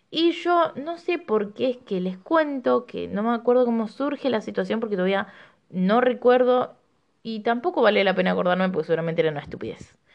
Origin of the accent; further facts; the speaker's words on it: Rosario, Santa Fe, Argentina; moved away; Voy a empezar diciendo que cuando llegué de Rosario no tenía ninguna amistad